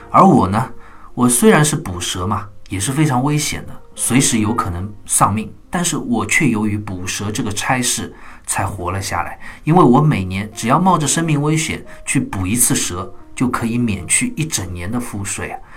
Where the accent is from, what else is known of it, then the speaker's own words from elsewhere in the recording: China; 我们中国人